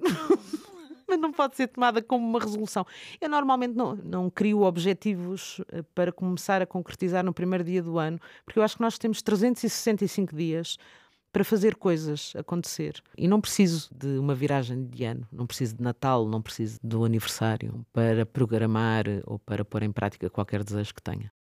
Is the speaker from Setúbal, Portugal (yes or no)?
no; Lisbon, Portugal; now in Oeiras, Portugal; nasci em Benfica e vivo atualmente na zona da Oeiras.